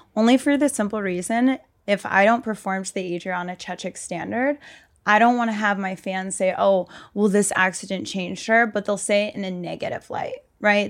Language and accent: English; Reading, Pennsylvania, United States; moved away as an adult; also born or lived in Miami; so I grew up in Pennsylvania, like, Westchester area, Reading